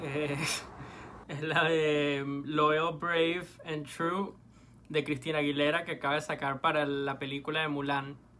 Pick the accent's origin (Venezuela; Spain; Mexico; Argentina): Venezuela; sobre todo como venezolano